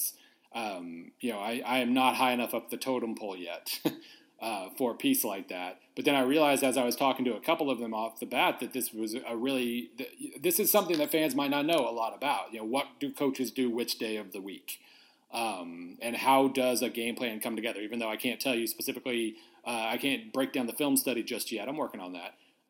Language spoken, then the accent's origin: English; Weatherford, Oklahoma, United States; where I grew up in Weatherford, Oklahoma